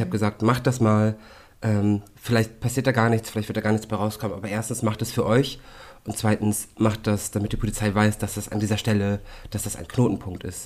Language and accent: German; Hamburg, Germany; bei uns in Hamburg